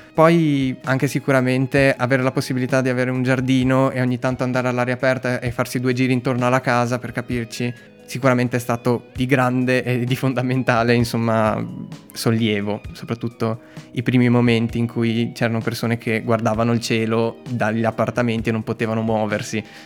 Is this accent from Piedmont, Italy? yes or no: no; Treviso, Veneto, Italy; siamo tornati a casa a Treviso sia io sia lei siamo io di Treviso